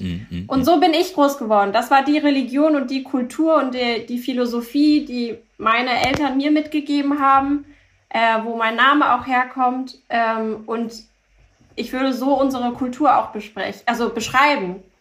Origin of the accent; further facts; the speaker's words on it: Hamburg, Germany; German is a second language; also born or lived in Paris; bin in Hamburg geboren, aufgewachsen